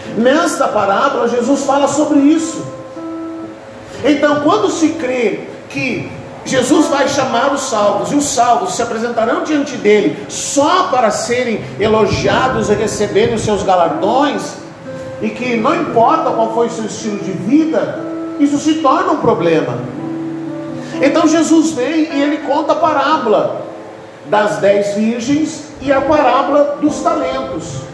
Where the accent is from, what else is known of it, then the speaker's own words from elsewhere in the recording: Rio Grande do Sul, Brazil; Eu sou gaúcho